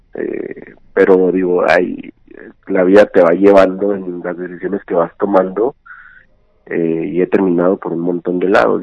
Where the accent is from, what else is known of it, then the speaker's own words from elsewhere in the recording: Ciudad Juárez, Chihuahua, Mexico; moved away as an adult; also born or lived in Argentina; now in Mexico City, Mexico; nací nací crecí en Juárez, viví allá hasta los 24 años